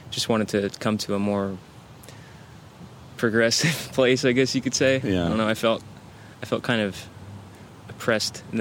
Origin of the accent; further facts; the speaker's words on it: Georgia, United States; born there; now in Portland, United States; I've lived a bunch of different places, uh, but I was born in Georgia, and I did move here from there.